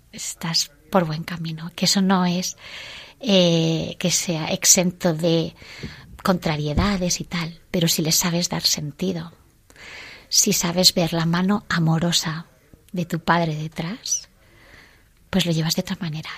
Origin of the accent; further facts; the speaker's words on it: Villaviciosa de Odón, Community of Madrid, Spain; somos de Villaviciosa de Don